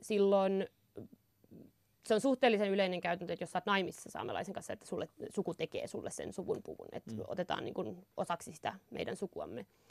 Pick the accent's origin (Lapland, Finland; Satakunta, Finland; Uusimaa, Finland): Lapland, Finland; Inari; mä oon Inarista